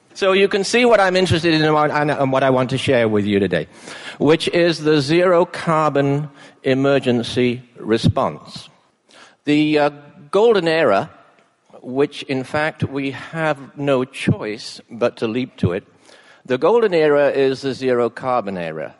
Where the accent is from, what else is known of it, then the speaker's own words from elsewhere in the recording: England, United Kingdom; now in British Columbia, Canada; when I was a boy growing up in England